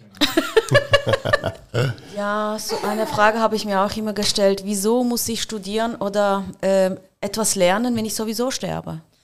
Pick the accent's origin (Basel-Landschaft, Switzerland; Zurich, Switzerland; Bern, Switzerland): Basel-Landschaft, Switzerland; Muttenz; ich komme auch aus Basel und ich bin in Basel geboren, also in Muttens, ich bin so eine richtige Muttenserin